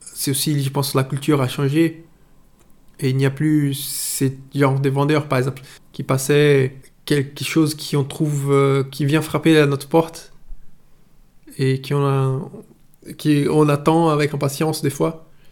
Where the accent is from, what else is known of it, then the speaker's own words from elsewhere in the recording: Itabuna, Bahia, Brazil; French is a second language; moved away as an adult; now in France; j'ai 38 ans, je suis brésilien et je vis en France depuis 4 ans